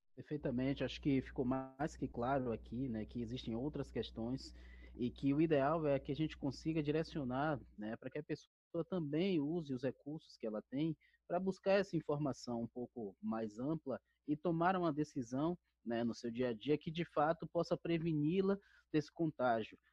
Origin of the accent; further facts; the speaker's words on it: Bahia, Brazil; now in São Paulo, Brazil; sou baiano também